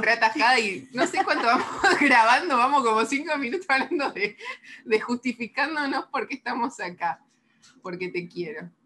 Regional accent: La Plata, Buenos Aires Province, Argentina; yo soy de La Plata

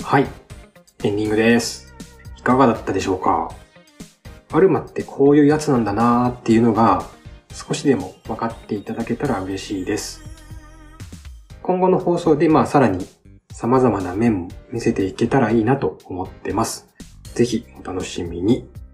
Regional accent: Shimane, Japan; 生まれも育ちも島根県です。

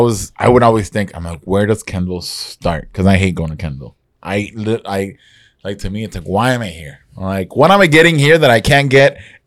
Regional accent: Nicaragua; now in Miami, United States; I grew up in Nicaragua, but I spent a lot of time here.

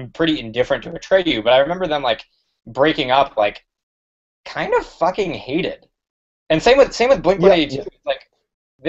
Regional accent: Chicago, Illinois, United States; I'm from Chicago

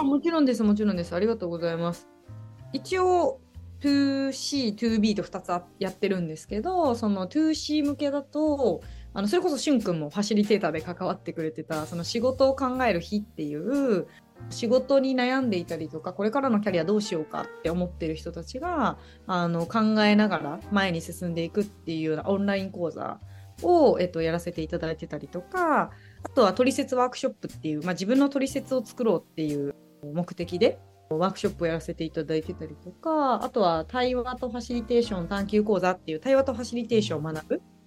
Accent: Uji, Kyoto, Japan; now in Sendai, Japan; もともと出身はですね京都の宇治市

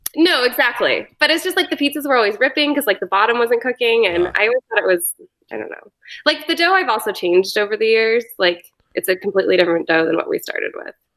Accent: Boulder, Colorado, United States; moved away as an adult; also born or lived in San Francisco / New York; I grew up in Boulder

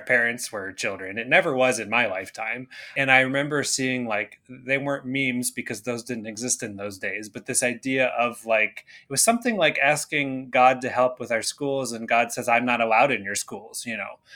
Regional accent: Canada; I grew up in Canada

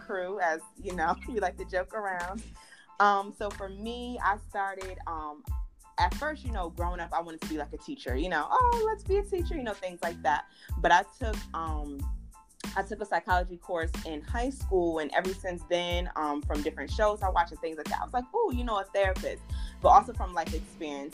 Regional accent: Newburgh, New York, United States; moved away as an adult; now in North Carolina, United States; I'm originally from Newburgh, New York. That's where I represent all day.

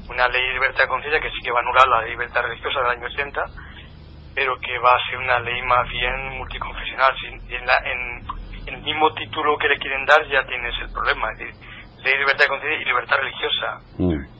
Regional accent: Castilla-La Mancha, Spain; regiones como la nuestra de Castilla-Mancha

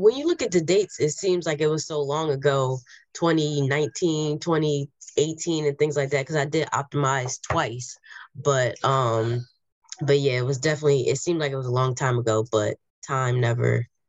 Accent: New Jersey, United States; moved away as an adult; now in Detroit, United States; I'm originally from New Jersey and was transplanted through track scholarship at Wayne State.

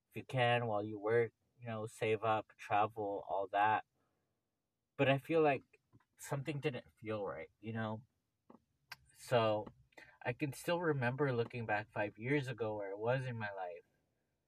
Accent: Los Angeles, California, United States; I grew up in Venice.

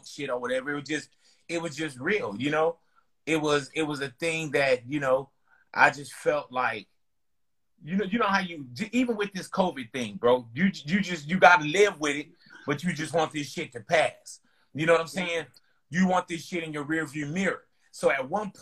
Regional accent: West Coast, United States; I'm from the West Coast

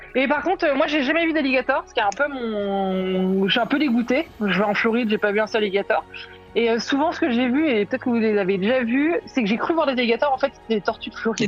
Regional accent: France; on est français

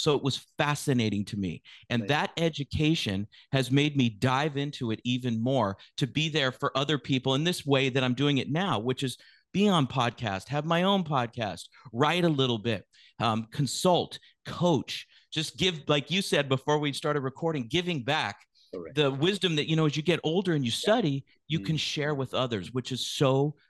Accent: San Francisco, California, United States; also born or lived in West Coast, United States; I was born in the San Francisco Bay Area, San Francisco specifically, yeah. And I grew up on the West Coast of the United States.

